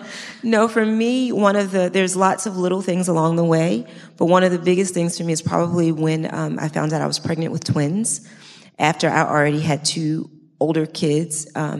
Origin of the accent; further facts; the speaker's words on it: Baltimore, Maryland, United States; moved away; also born or lived in New Jersey; I grew up in Baltimore, Maryland, in the inner city with just my mom.